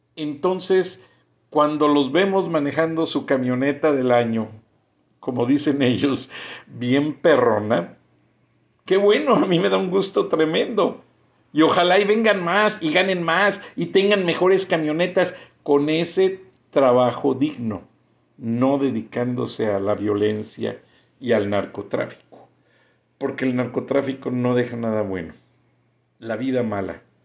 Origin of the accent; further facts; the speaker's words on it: Bajío, Mexico; yo crecí en el Bajío, una comunidad que en los 60s y 70s se hizo completamente migrante